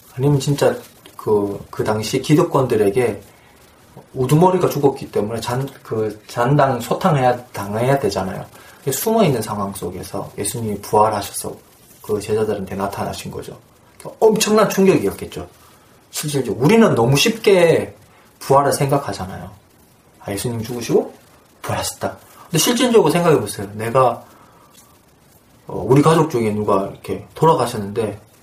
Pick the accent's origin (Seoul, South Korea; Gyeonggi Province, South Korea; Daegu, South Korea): Daegu, South Korea; 제가 대구 사람이니까